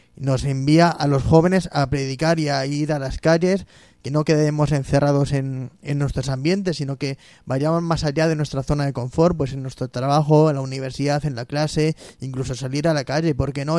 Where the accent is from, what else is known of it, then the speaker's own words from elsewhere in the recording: Móstoles, Community of Madrid, Spain; yo soy de Monsters